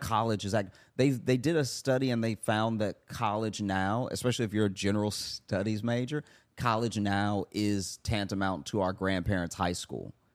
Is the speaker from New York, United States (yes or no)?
no; Louisiana, United States; moved away; growing up in Louisiana